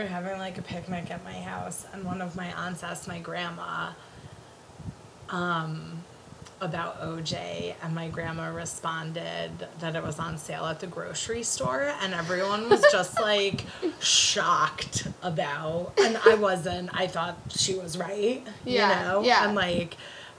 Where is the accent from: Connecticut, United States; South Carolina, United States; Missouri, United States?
Connecticut, United States; I was in 3rd grade and I grew up on the East Coast, in Connecticut specifically.